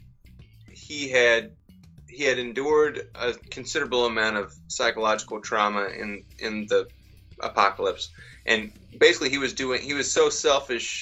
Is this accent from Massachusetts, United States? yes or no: no; Georgia, United States; I'm from Georgia